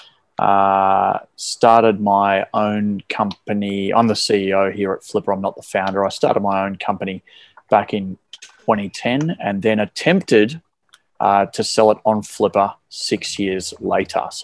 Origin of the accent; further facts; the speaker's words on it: Melbourne, Victoria, Australia; I was born and raised in Melbourne here in Australia